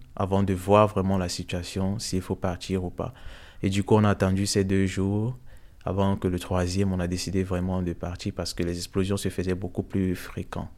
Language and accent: French; Cameroon; moved away as an adult; also born or lived in Odessa, Ukraine; now in Brussels, Belgium; je suis originaire du Cameroun